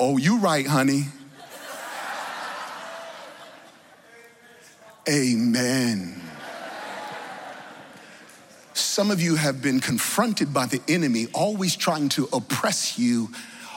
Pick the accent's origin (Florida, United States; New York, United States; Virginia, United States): Virginia, United States; I grew up in Virginia, where everything is, you know, peace and calm